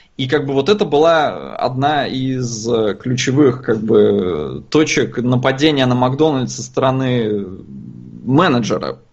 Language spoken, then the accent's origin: Russian; Estonia; я родился и вырос в Эстонии